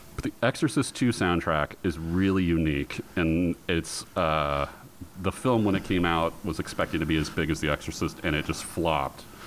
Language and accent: English; Portland, Oregon, United States; I grew up in Portland